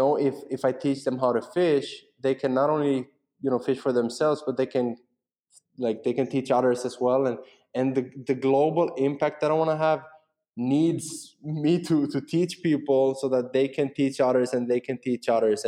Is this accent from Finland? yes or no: yes; Finland; English is a second language; we speak Finnish and Swedish. It's what we speak in Finland.